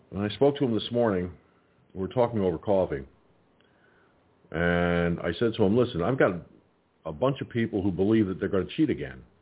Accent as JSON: {"language": "English", "town": "Peekskill", "region": "New York", "country": "United States", "tie": "born or raised there", "moved": "yes", "said": "the Peekskill Field Library in my home there in my hometown"}